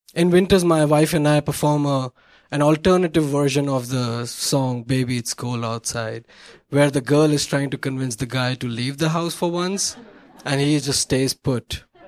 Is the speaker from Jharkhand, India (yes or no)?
no; Mumbai, Maharashtra, India; moved away as an adult; now in Chicago, United States; where I came from Bombay, India, 80 degrees, 50% humidity.